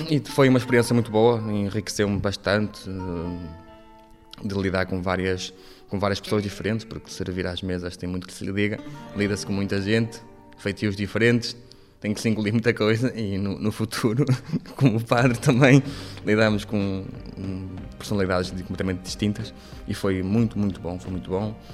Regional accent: Paredes de Coura, Norte, Portugal; sou natural de Paredes de Coura

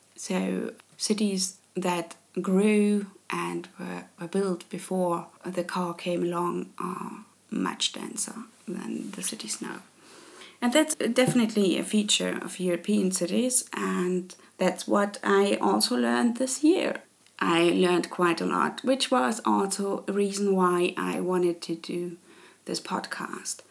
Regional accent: Leipzig, Saxony, Germany; English is a second language; moved away as an adult; now in Karlsruhe, Germany; I grew up in Leipzig

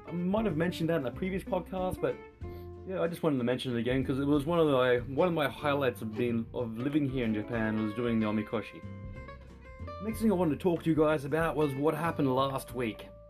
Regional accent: Australia; I'm from Australia

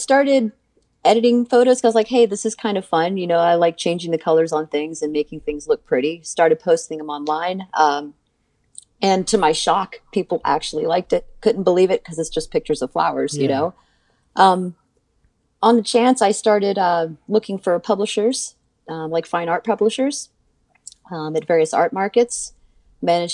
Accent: United States; I grew up right outside of Washington, DC.

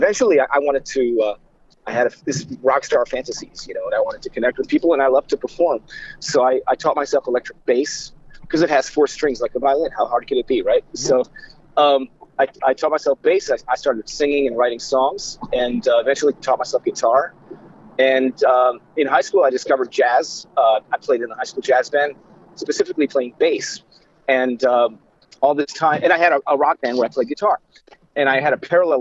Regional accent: Cleveland, Ohio, United States; moved away as an adult; also born or lived in Russia; now in New York, United States; we ended up settling in Cleveland. That's where I grew up

